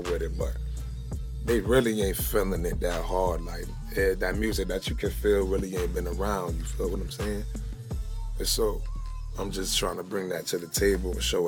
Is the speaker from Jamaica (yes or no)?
yes; Jamaica; I'm Jamaican myself